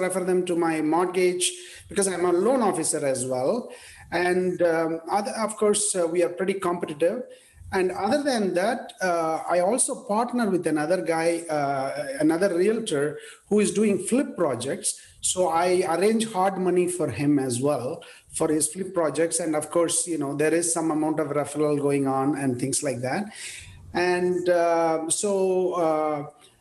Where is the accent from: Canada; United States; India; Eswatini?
India; English is a second language; moved away as an adult; I was born in India in a small village, and I studied in a Tamil medium school, and English was not the language I studied